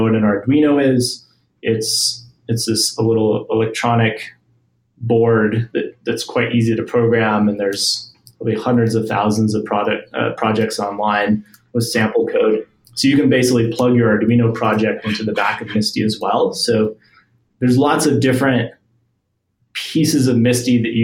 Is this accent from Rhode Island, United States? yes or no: no; New Mexico, United States; where I grew up in New Mexico